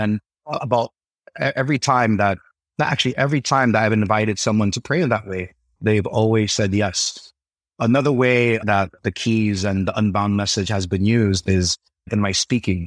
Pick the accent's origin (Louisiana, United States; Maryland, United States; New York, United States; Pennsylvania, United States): New York, United States; New York City; Born and raised in Brooklyn, New York